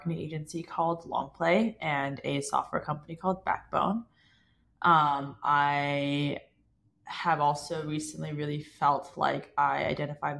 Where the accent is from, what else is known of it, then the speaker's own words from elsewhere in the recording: Toronto, Ontario, Canada; I grew up in Toronto. My parents still live in the same house that I was born in.